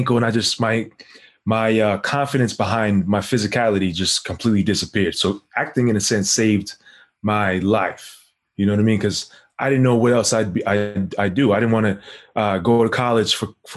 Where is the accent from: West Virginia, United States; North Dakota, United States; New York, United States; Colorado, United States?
New York, United States; New York City; moved away as an adult; also born or lived in Harlem, New York; I'm from New York. I'm from South Ozone Park, Queens. Yeah, born and raised back and forth between there and Harlem